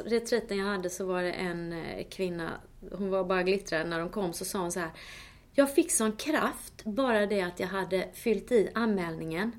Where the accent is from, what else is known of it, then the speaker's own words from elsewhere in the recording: Småland, Sweden; moved away; jag kommer ju från Småland